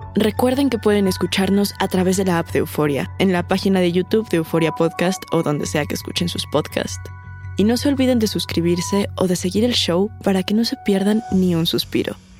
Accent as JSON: {"language": "Spanish", "town": "Caracas", "region": "Capital District", "country": "Venezuela", "moved": "yes", "lives_now": "Santiago, Chile", "said": "Soy de Caracas, Venezuela actualmente radicado en Santiago de Chile"}